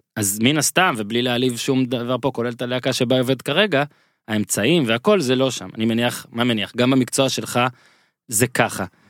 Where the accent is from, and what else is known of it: Israel